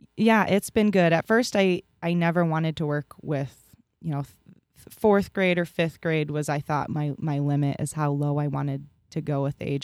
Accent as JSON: {"language": "English", "town": "Reinbeck", "region": "Iowa", "country": "United States", "tie": "born or raised there", "said": "Born and raised in Rhinebeck, went to Gladberg Reinbach my whole life"}